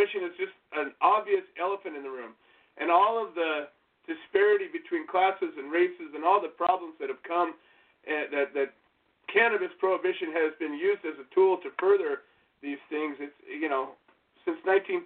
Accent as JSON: {"language": "English", "region": "California", "country": "United States", "said": "I am from California."}